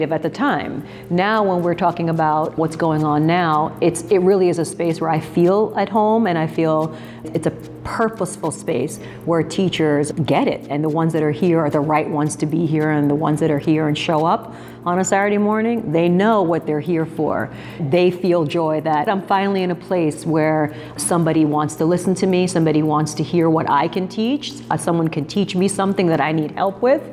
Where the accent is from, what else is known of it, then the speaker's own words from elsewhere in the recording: New Jersey, United States; I've brought EdCamp into my home state of New Jersey